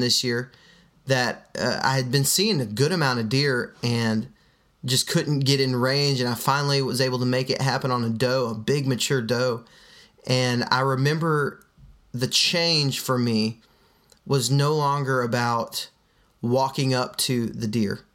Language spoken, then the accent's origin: English; Midland, Texas, United States; now in Alabama, United States; I was raised in West Texas and Midland, Texas, to be exact